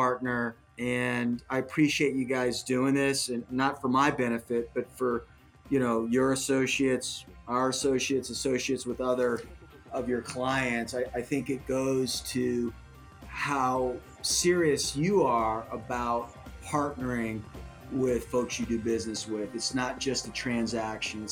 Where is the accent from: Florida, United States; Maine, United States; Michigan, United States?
Florida, United States; Miami; moved away; I was born in Miami